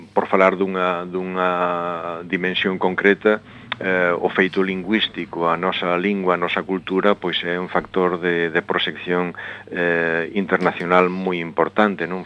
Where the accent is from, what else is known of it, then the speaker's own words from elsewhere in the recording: Galicia, Spain; que nos permita como galegos e como comunidade, como Galicia, pois destacar a nivel internacional nestes ámbitos